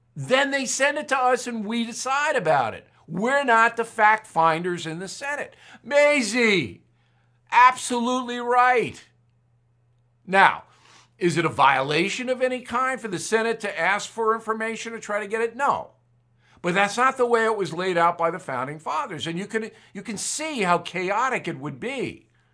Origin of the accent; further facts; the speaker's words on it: United States; I'm an American